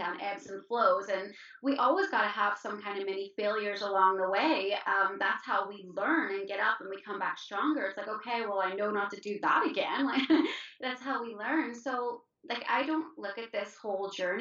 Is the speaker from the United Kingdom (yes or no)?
no; Ireland; I'm Irish.